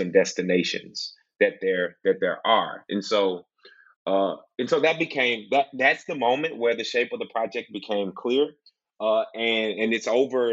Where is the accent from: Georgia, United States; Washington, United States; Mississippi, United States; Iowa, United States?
Mississippi, United States; I'm from Mississippi